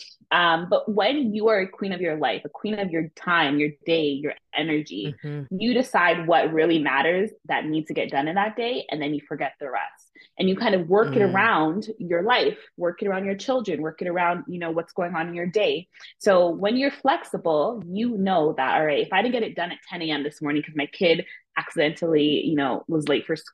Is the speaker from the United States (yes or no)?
no; Ontario, Canada; my hometown of Ontario